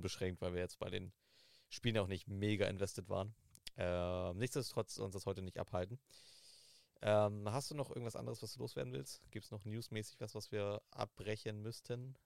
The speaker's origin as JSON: {"language": "German", "region": "Southern Germany", "country": "Germany", "said": "Ich komme aus, äh, aus Süddeutschland, wo, wo lange Zeit Winter- und Glatteiswarnung war"}